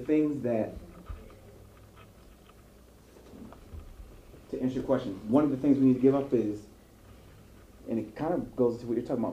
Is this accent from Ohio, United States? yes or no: yes; Ohio, United States; I was born in Ohio